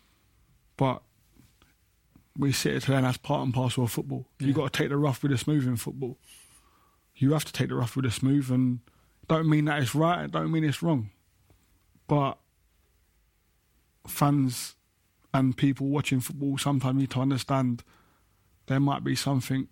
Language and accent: English; London, United Kingdom; I grew up in Peckham playing football